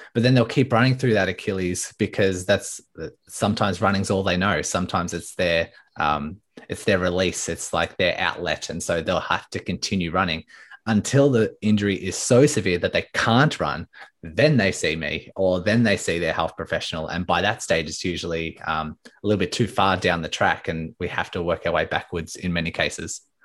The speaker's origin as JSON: {"language": "English", "town": "Melbourne", "region": "Victoria", "country": "Australia", "said": "So I'm from Melbourne, Australia"}